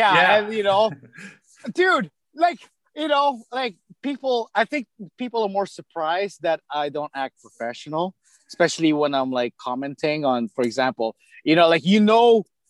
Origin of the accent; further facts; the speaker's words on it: Midwest, United States; accent: Midwest; And then my Midwest accent came back, you know, like, my childhood Midwest accent came back.